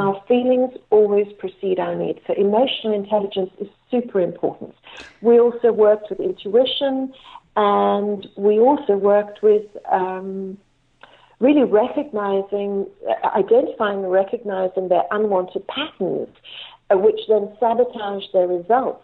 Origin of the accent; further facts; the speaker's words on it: Cape Town, Western Cape, South Africa; I was born in Cape Town, South mm-hmm. Africa